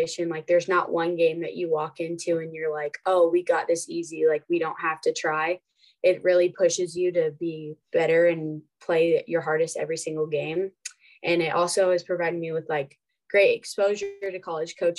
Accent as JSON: {"language": "English", "region": "Nebraska", "country": "United States", "tie": "born or raised there", "said": "growing up in Nebraska, I just grew up watching them play and always wanting to be a Husker"}